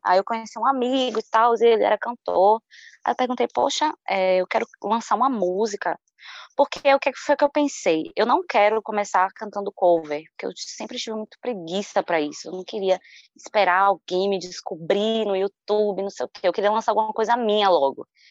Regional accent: Salvador, Bahia, Brazil; Moro aqui em Salvador, nascida e criada em Salvador. Sou do bairro de Pau da Lima

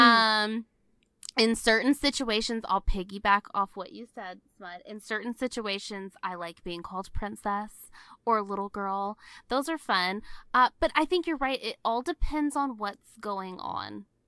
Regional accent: the South, United States; I'm from the South

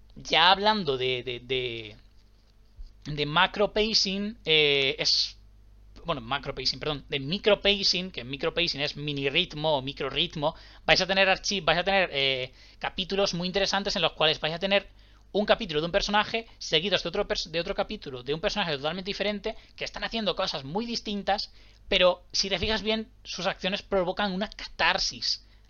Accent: Spain; hayamos dado como comunidad española tanto a un escritor

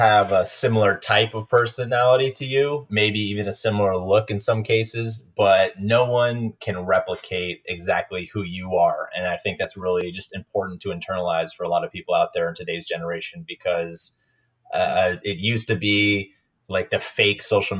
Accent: Maine, United States; also born or lived in Minnesota; now in San Diego, United States; I grew up in Maine and Minnesota, went to college in South Carolina, got my first job in DC, and now I live in San Diego.

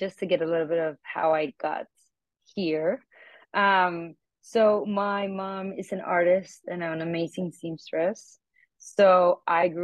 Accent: Bogota, Colombia; moved away as an adult; now in New York, United States; I moved from Bogota, Colombia to New York for my master's

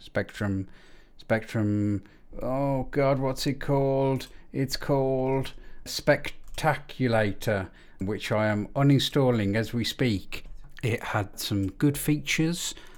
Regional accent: Birmingham, West Midlands, United Kingdom; I'm from Birmingham, and I'm known as …

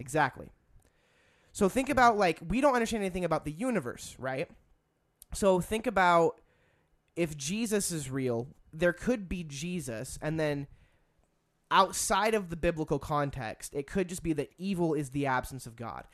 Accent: United States; being an American.

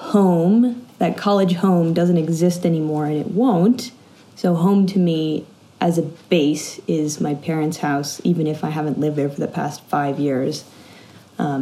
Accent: Bay Area, California, United States; moved away as an adult; also born or lived in Los Angeles, United States; now in Malawi; I'm from the Bay Area originally, and then I moved to LA for college

